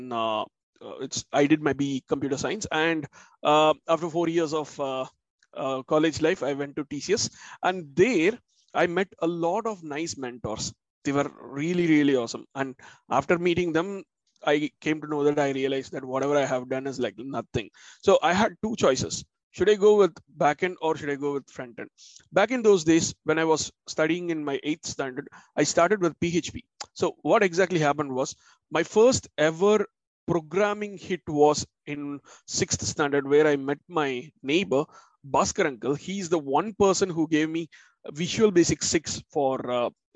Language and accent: English; Chennai, Tamil Nadu, India; moved away as an adult; now in London, United Kingdom; I'm originally from Chennai, India